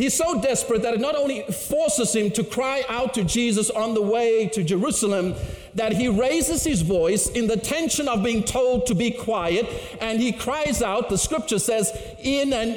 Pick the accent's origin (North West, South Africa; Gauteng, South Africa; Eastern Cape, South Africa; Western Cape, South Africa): Western Cape, South Africa; Cape Town; moved away as an adult; now in Canada; I grew up in Cape Town, South Africa